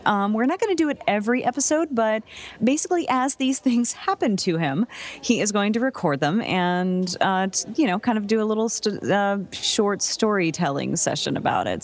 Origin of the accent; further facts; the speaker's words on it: New Jersey, United States; true Northeasterner, you know, I'm I'm born and raised in New Jersey